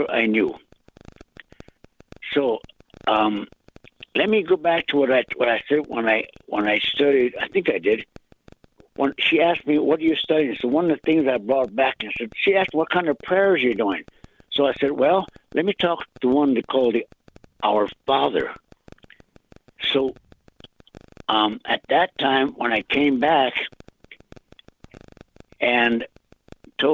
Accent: United States; accent: Lakota; first language Lakota; English is a second language; I went to school with my first language, Lakota.

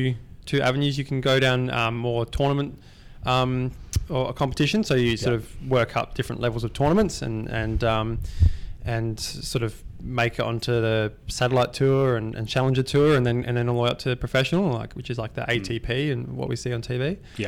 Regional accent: Perth, Western Australia, Australia; Yeah, not far from here, about 20 minutes sort of southeast of here.

